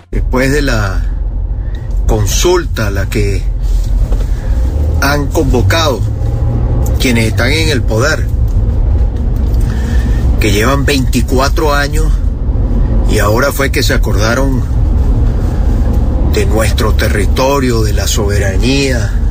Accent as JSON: {"language": "Spanish", "country": "Venezuela", "said": "los que somos venezolanos"}